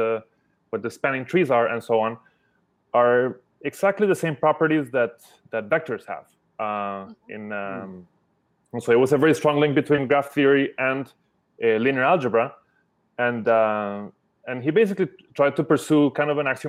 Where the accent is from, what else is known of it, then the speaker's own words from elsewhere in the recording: Colombia; now in San Francisco, United States; I'm a immigrant from Colombia to the US.